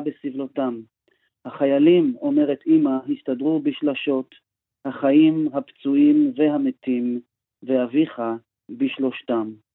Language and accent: Hebrew; Israel; moved away as an adult; now in United States